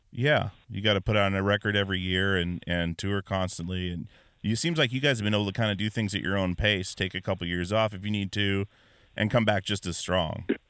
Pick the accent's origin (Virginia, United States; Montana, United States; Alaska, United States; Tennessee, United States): Alaska, United States; born or raised there